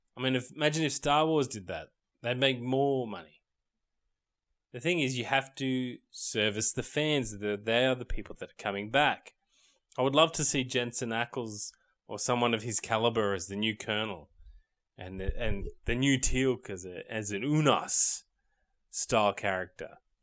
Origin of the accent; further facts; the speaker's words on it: Australia; I'm from Australia